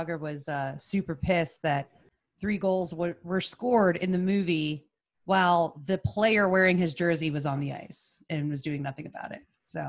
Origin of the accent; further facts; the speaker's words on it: Pittsburgh, Pennsylvania, United States; I'm from Pittsburgh.